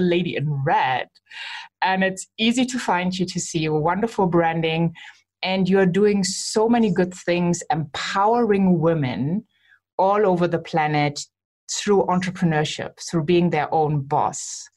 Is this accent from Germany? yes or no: yes; Germany; I am from Germany living in Germany